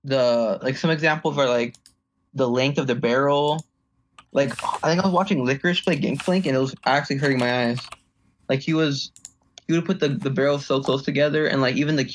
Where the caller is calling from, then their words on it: Lubbock, Texas, United States; I'm calling from Texas Lubbock in university